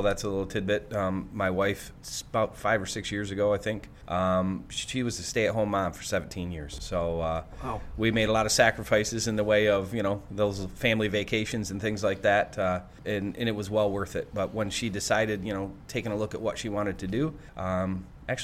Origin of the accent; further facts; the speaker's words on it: Greenville, Michigan, United States; So I'm from Greenville